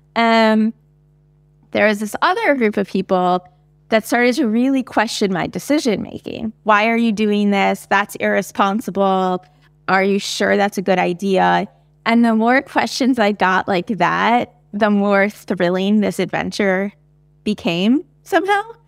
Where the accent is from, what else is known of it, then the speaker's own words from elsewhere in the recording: United States; as an American, I can speak to my experiences in early education